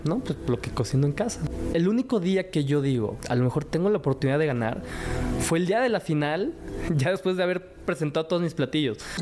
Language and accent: Spanish; Mexico; Yo soy cuarta generación pero primer generación que nació en México.